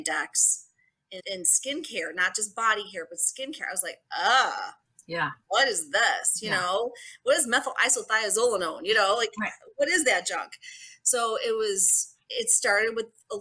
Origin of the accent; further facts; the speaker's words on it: Buffalo, New York, United States; I am from Buffalo, New York.